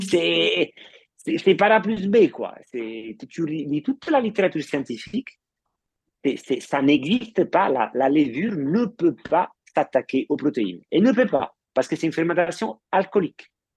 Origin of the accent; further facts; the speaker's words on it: Italy; moved away; en tant qu'Italien ayant marié une Française